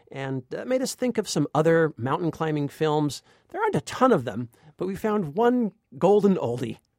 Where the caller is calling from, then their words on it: Dartmouth, Massachusetts, United States; I'm calling from Dartmouth, Massachusetts.